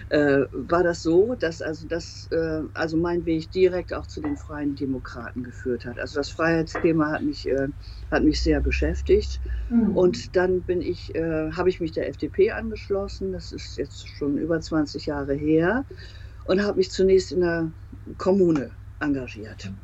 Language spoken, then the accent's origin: German; Emden, Lower Saxony, Germany; also born or lived in Hinte; ostfriesisches Küstenkind. Ich hänge auch sehr an der Region. Bin auf der Warft in Hinte geboren, also im Landkreis Aurich, aber lebe äh, in Emden, auch heute immer noch in Emden. Äh, bin in Emden zur Schule gegangen